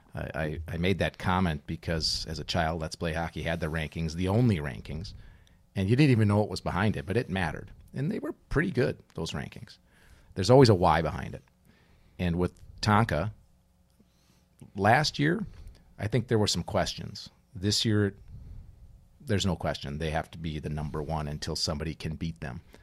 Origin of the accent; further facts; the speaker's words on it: Minnesota, United States; growing up in Minnesota, playing hockey